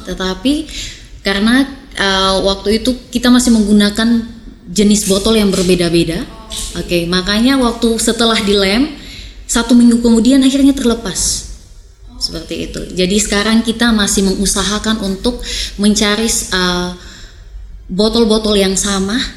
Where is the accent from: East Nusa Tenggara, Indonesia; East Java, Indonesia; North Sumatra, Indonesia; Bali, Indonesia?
East Nusa Tenggara, Indonesia; Lem lem lilin itu kita orang Sumba bilang itu lem lilin, kemudian digabungkan.